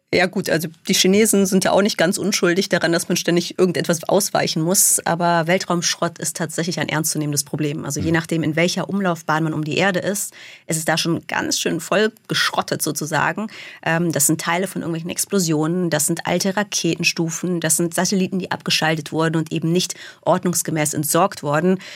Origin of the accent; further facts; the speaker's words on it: Germany; first language German and English (bilingual); also born or lived in Munich; in Deutschland für mich als kleines Mädchen